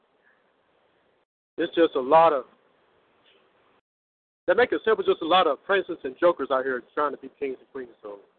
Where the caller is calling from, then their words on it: Norfolk, Virginia, United States; I'm from Virginia, the Norfolk, Virginia Beach area.